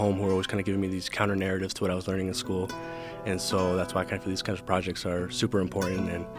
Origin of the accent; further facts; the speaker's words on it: Santa Ana, California, United States; first language English and Spanish; moved away as an adult; also born or lived in Salt Lake City, Utah / Los Angeles, California; now in Utah, United States; I'm originally from Santa Ana, California, and my parents are from Mexico.